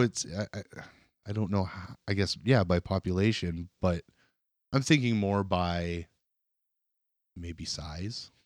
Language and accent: English; Kenora, Ontario, Canada; moved away; where I grew up in Kenora